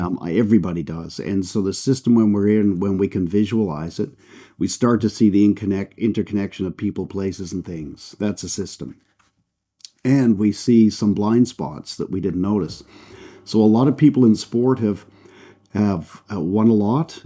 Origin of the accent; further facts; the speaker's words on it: Canada; accent: Canadian; moved away as an adult; also born or lived in United Kingdom; Canadian, so you can tell by the accent. That's where I That's where I grew up.